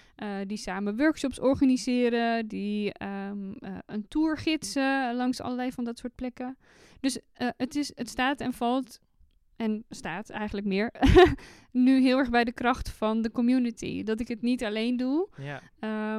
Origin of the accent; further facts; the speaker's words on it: North Brabant, Netherlands; accent: West Brabant; ik ben een echte West-Brabantse. Eh, ik probeer het niet eh, eh, te, al te veel aan mijn accent te laten doorklinken. Ehm, ik ben opgegroeid in dorpjes